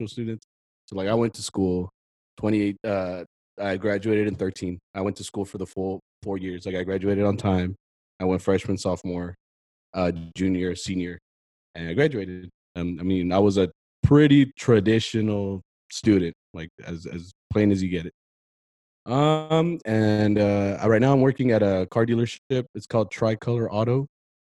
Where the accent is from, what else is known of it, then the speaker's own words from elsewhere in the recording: Fort Worth, Texas, United States; also born or lived in San Diego, California; I am from Fort Worth. I was actually born in San Diego, but I'm 100%, like 97% Texan.